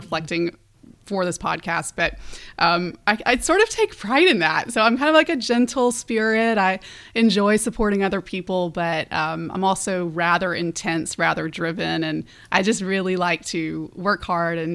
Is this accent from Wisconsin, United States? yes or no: no; Birmingham, Alabama, United States; also born or lived in South Florida; I grew up in Birmingham and so just very, Southern, wonderful upbringing